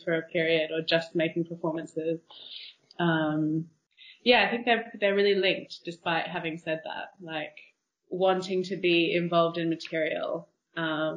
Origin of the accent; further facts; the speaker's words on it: Australia; moved away as an adult; also born or lived in New York / London; now in Barcelona, Spain; I am from Australia, and then I lived in New York for a while, and then came to London to do a master's